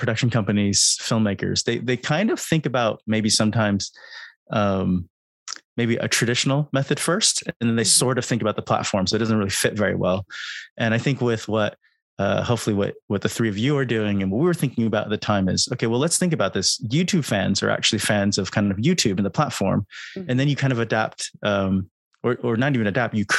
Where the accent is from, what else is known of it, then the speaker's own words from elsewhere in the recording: California, United States; now in United Kingdom; I'm from California, I'm based in the UK.